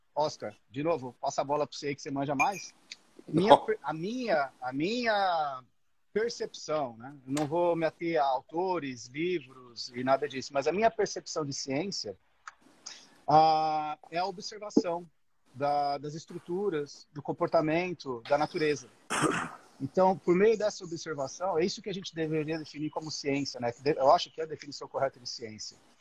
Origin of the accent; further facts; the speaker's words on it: São Paulo, Brazil; moved away as an adult; now in Australia; Eu sou de São Paulo, moro na Austrália há nove anos